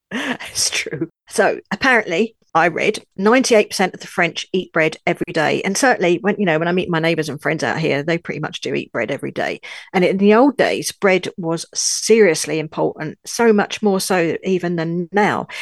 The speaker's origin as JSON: {"language": "English", "region": "London", "country": "United Kingdom", "also_born_or_lived": "Seven Valleys, France", "moved": "yes", "lives_now": "France", "said": "I'm a Brit, a Londoner, as you can probably tell from my accent, but I now live in France"}